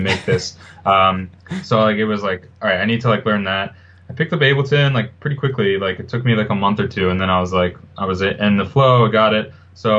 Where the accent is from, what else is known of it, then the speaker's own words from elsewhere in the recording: New York City, New York, United States; I'm from New York. This is where I was born and raised. I live here now